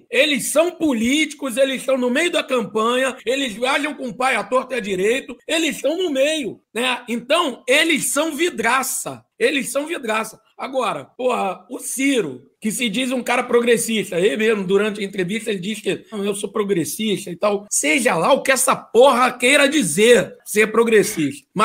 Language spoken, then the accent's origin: Portuguese; Rio de Janeiro, Brazil; com todo respeito aos paulistas, mas sou carioca.